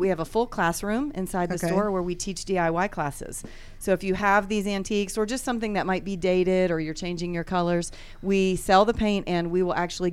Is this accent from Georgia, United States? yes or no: yes; Gwinnett County, Georgia, United States; moved away as an adult; also born or lived in Florida; Came back in 2008 to Georgia. I am from Gwinnett County. I went to Brookwood High School